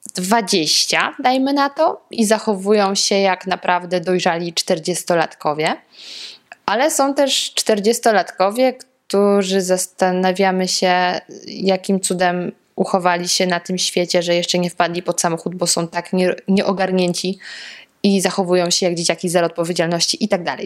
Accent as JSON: {"language": "Polish", "region": "Lower Silesian Voivodeship", "country": "Poland", "said": "Ja pochodzę z Dolnego Śląska"}